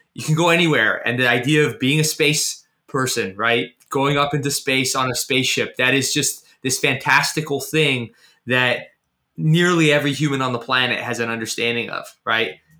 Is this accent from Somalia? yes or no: no; Canada; I was born in Canada